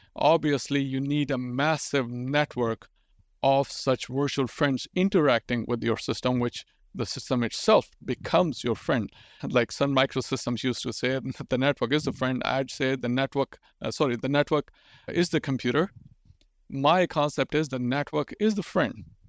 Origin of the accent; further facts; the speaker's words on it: Pakistan; English is a second language; I'm growing up in Pakistan